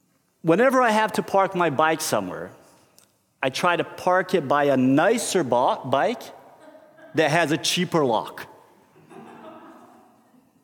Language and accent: English; Brazil; moved away as an adult; now in Norway; I grew up in Brazil